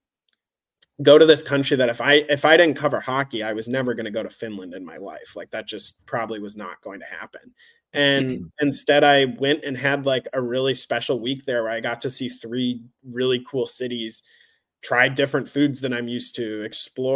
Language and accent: English; St. Louis, Missouri, United States; now in New York, United States; that was my hometown too